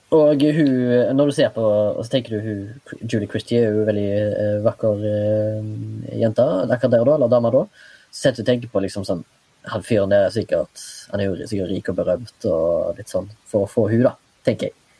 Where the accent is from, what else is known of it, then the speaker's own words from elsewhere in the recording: Haugesund, Rogaland, Norway; now in Oslo, Norway; da jeg var hjemme i Haugesund sist